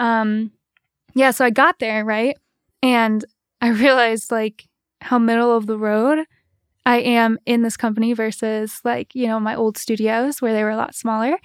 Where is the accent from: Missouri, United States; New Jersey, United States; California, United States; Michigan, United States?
Michigan, United States; East Lansing; moved away as an adult; also born or lived in Paris; now in Holland, United States; Grew up in East Lansing